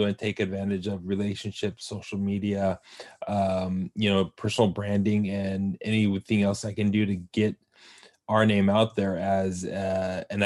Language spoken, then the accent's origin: English; Southern California, United States; born and raised in Southern California